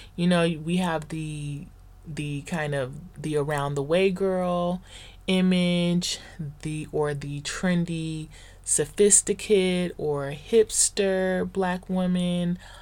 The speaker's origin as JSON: {"language": "English", "area": "the Valley", "region": "Southern California", "country": "United States", "tie": "born or raised there", "said": "the black girls that I grew up with in the Valley here in Southern California"}